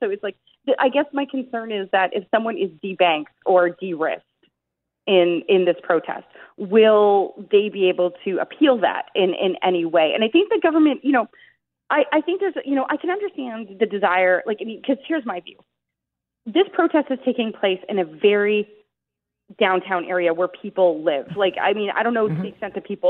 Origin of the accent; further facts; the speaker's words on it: Oshawa, Ontario, Canada; I'm from Oshawa. The factories here are closing